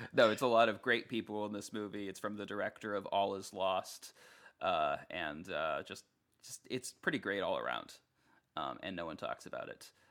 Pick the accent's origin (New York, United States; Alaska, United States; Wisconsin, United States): Alaska, United States; I'm from Alaska.